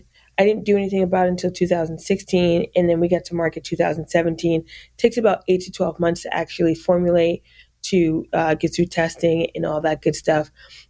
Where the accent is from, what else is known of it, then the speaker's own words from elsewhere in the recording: New York, United States; also born or lived in Fort Knox, Kentucky / Germany; So I was born in Fort Knox, Kentucky. {S6} Wow. {S7} And, spent some time in Germany and was raised in upstate New York and went to school in upstate New York as well.